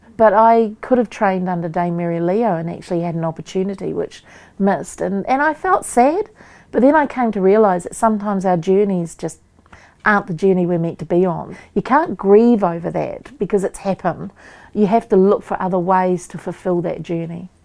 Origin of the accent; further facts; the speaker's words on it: Waikato, New Zealand; I'm from Waikato, so I'm around Pukiriwa, Werarua Marae.